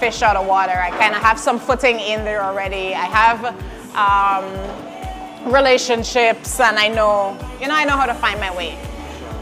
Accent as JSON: {"language": "English", "town": "Linden", "region": "Upper Demerara-Berbice", "country": "Guyana", "moved": "as an adult", "lives_now": "New York, United States", "said": "I'm actually from Linden in Guyana"}